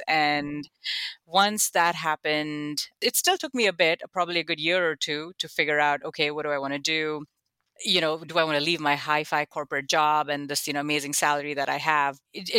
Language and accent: English; Buffalo, New York, United States; oh, when I grew up in Buffalo, I saw this.